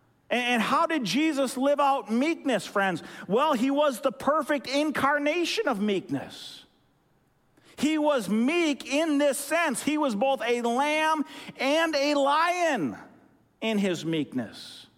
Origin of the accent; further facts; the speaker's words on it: Philippines; When I was a young kid growing up in the Philippines, my family served as missionaries in the Philippines